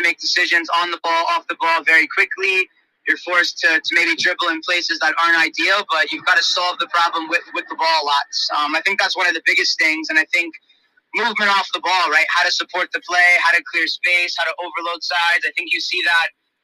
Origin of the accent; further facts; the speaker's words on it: South Florida, United States; moved away; I grew up in South Florida, so I played a little bit of futsal growing up